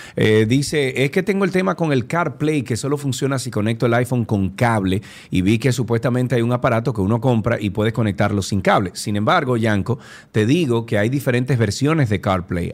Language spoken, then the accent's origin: Spanish; Cibao, Dominican Republic; yo soy del Cibao también